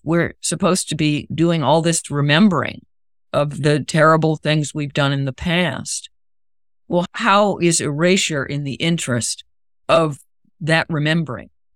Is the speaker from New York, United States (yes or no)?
no; Raleigh, North Carolina, United States; the monuments I grew up around in Raleigh